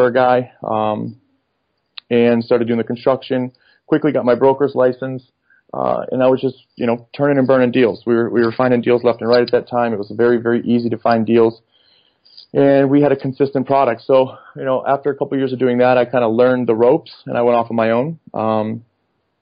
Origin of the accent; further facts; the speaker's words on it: Michigan, United States; also born or lived in Detroit; now in Dallas, United States; I'm originally from Michigan. I currently reside down here in Dallas.